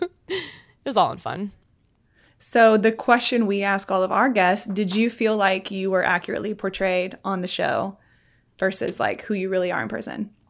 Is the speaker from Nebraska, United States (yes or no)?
yes; Nebraska, United States; People down in Florida, when I'm like, Oh, I'm from Nebraska, and their faces are like, What?